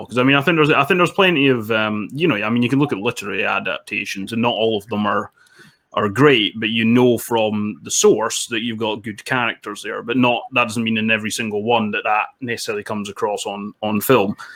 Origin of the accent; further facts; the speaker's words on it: Dundee, Scotland, United Kingdom; also born or lived in England; now in Edinburgh, United Kingdom; I'm currently in Edinburgh, and I'm originally from Dundee, slightly north of there